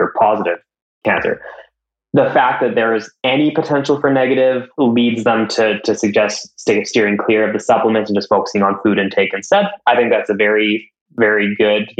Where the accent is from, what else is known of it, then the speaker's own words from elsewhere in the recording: Canada; I'm Canadian